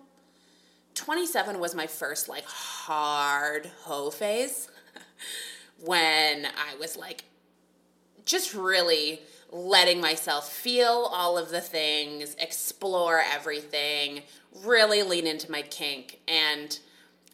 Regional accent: Guelph, Ontario, Canada; moved away as an adult; now in Toronto, Canada; I grew up in Guelph. If anybody knows Guelph, it's the small Ontario city

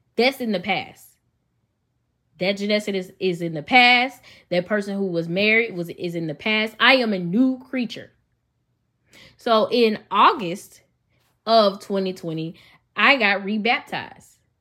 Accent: Memphis, Tennessee, United States; accent: country; Y'all know I'm from Memphis. So, if, if I sound country, that's why.

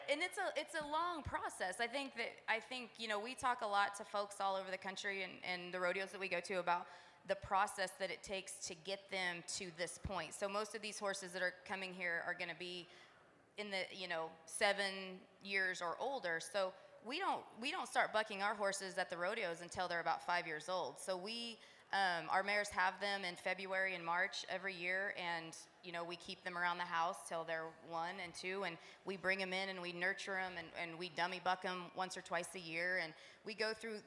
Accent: Abbyville, Kansas, United States; growing up in the Midwest

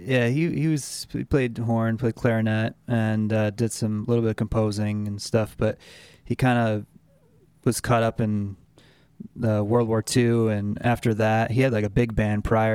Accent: Pittsfield, Massachusetts, United States; I grew up in Pittsfield, Massachusetts, just a small town, city on the kind of on the New York border

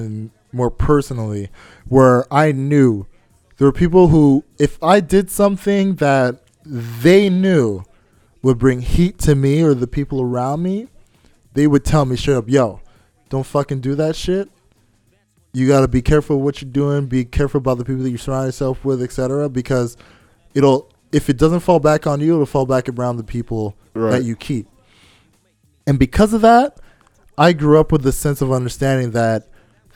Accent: Montreal, Quebec, Canada; I grew up in Little Burgundy

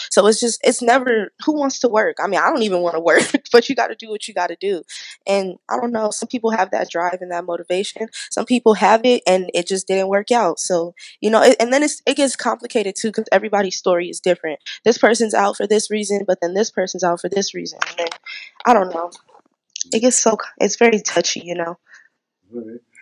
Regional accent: San Diego, California, United States; I was born and raised right here in Diego

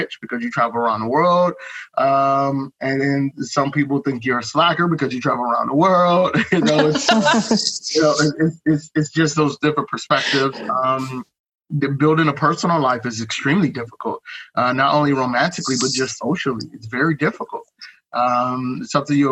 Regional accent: East Cleveland, Ohio, United States; moved away as an adult; now in Bangkok, Thailand; I grew up in East Cleveland, it's not the nicest place in the world

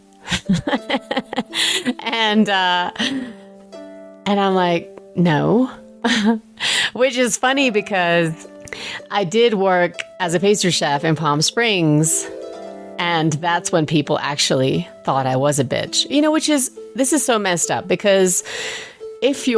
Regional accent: England, United Kingdom; moved away; when I was growing up in England, we went to an Indian restaurant maybe every other week

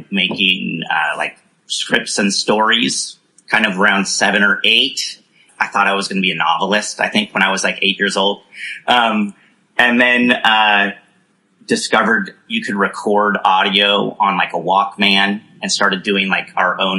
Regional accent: Danville, California, United States; I grew up in Northern California in a little suburb called Danville.

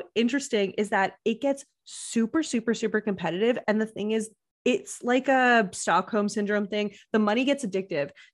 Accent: Canada; I'm Canadian

